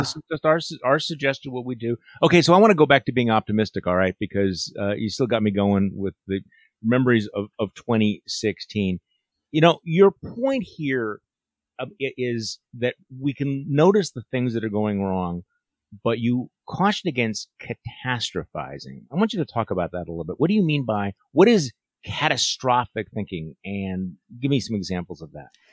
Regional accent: Washington, United States; I am from Washington State

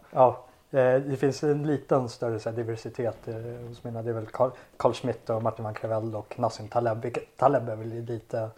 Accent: Sweden; jag är ju svensk

